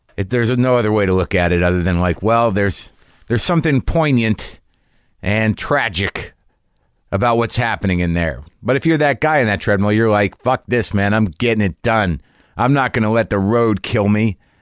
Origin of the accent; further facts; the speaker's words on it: New Mexico, United States; I grew up in New Mexico